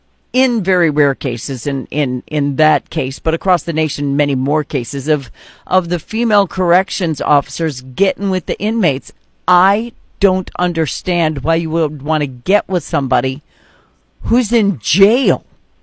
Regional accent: Bismarck, North Dakota, United States; moved away; my hometown of Bismarck

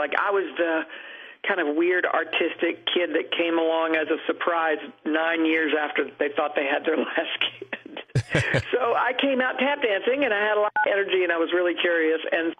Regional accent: Cross Lanes, West Virginia, United States; Yes, my hometown was named for the stoplight. It was our most prominent feature. We were very proud of our stoplight.

